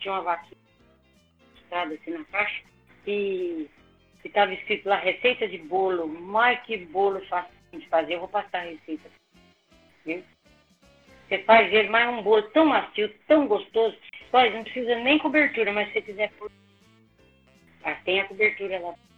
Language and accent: Portuguese; Minas Gerais, Brazil; Eu sou mineira, imagina, criada em Minas, tudo